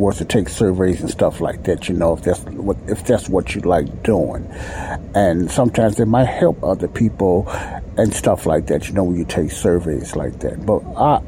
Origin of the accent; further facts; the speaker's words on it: Chicago, Illinois, United States; I live in Chicago now. I'm also from Chicago, and I live in Chicago right now